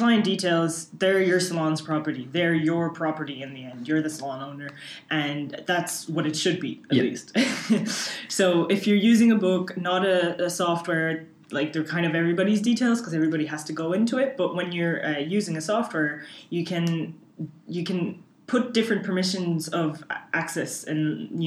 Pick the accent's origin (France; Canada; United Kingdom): Canada; now in Ireland; I'm from Canada